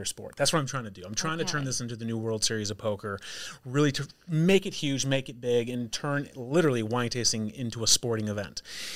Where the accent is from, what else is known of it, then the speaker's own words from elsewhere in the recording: Naperville, Illinois, United States; also born or lived in North Shore, Illinois; I was born and raised in Naperville